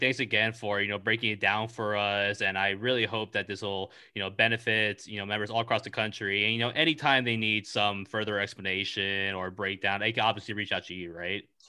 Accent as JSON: {"language": "English", "region": "California", "country": "United States", "said": "I'm from California"}